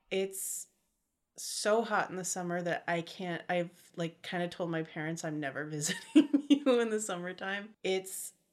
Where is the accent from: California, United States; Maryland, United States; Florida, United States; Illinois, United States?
California, United States; Modesto; Um, Modesto, California. I hate admitting that.